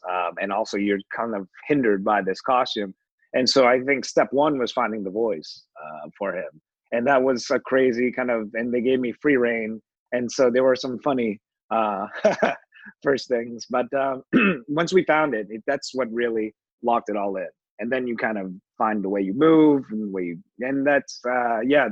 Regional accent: Canada; I'm Canadian

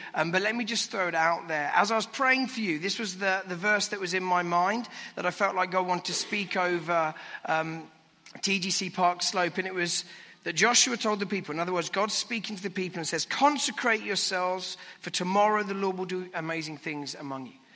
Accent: United Kingdom; now in London, United Kingdom; as a Brit

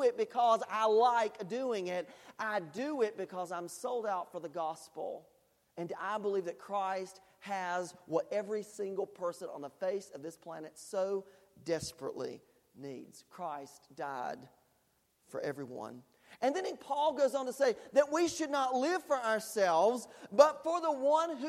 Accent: United States; as an American and as someone who has people who have served in the military and in my family

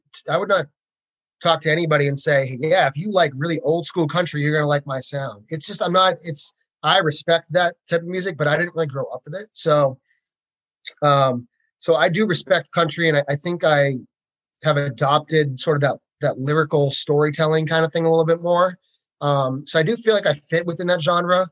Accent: Massachusetts, United States; moved away as an adult; now in Nashville, United States; I grew up in Massachusetts

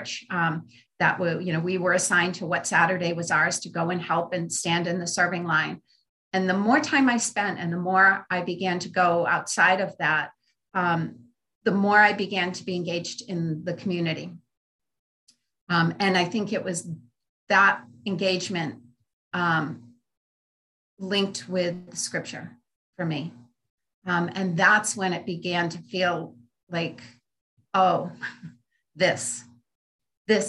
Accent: Rhode Island, United States; also born or lived in Maine; I've been born and raised in Rhode Island. I lived for probably about 10 years or so in the state of Maine.

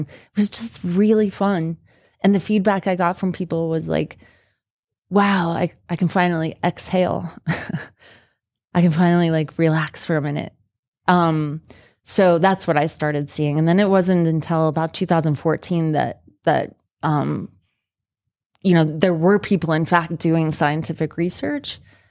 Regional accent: Utah, United States; when people found out that I was from Utah and that I had been a biologist for 5 years in southern Utah

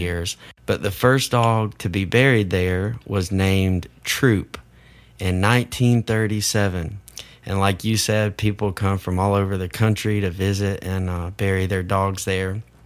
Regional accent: Iuka, Mississippi, United States; growing up in Iuka Elementary

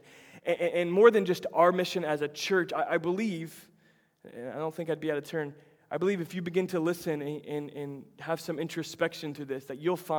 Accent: Tampa, Florida, United States; moved away; Tampa, my hometown

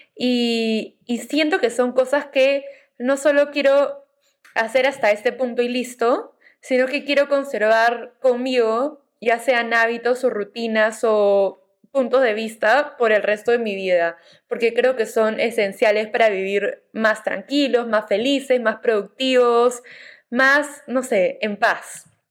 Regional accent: Peru; moved away as an adult; also born or lived in Navarra, Spain; en mi país de origen, ¿no? Que es Perú

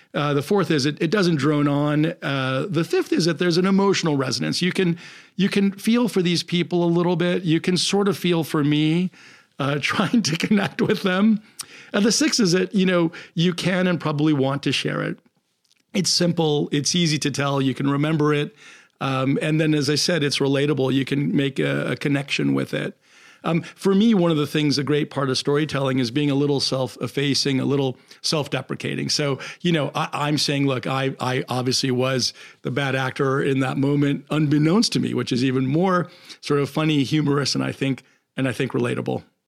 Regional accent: United States; I'm from the States

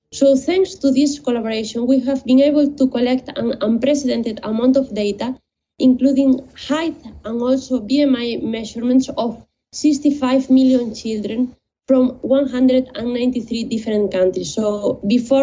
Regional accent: Spain; moved away as an adult; now in London, United Kingdom; I am originally from Spain, and after completing my undergraduate studies in biotechnology, I moved

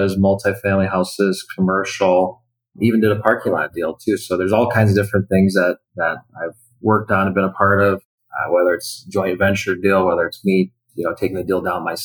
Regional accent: Wisconsin, United States; I'm originally from Wisconsin

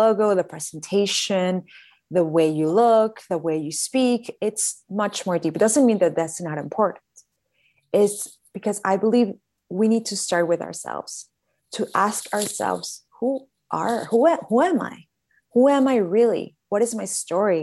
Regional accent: Caracas, Capital District, Venezuela; moved away as an adult; now in Miami, United States; I was born in Caracas, Venezuela, and I've been here in Miami for 11 years

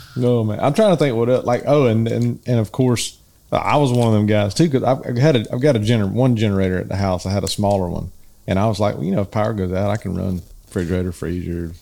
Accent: the South, United States; We're from the South

